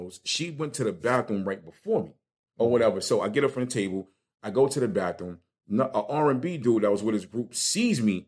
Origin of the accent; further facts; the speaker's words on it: New York City, New York, United States; moved away; also born or lived in New Jersey; I was raised in Brooklyn